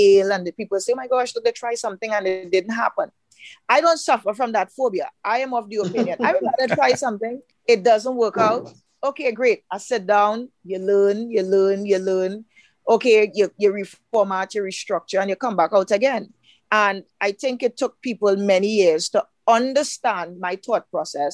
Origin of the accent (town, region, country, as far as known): Trinidad & Tobago